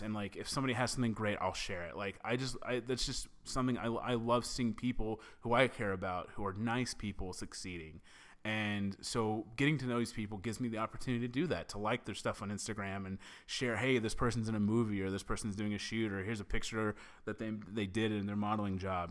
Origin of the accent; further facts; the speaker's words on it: the South, United States; I'm from the South